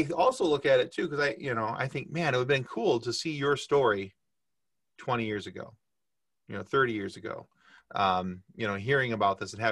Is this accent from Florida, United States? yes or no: no; Michigan, United States; I grew up in Michigan. I was a huge Tigers fan